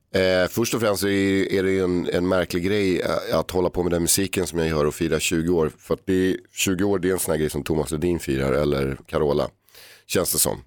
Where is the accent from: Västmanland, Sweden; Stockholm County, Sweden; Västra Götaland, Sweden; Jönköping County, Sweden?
Stockholm County, Sweden; Stockholm; jag växte upp på Erstagatan